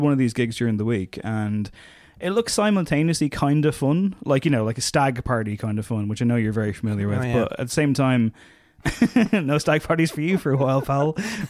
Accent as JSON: {"language": "English", "town": "San Diego", "region": "California", "country": "United States", "tie": "born or raised there", "said": "including growing up in San Diego suburbia as a disaffected teenage skateboarder."}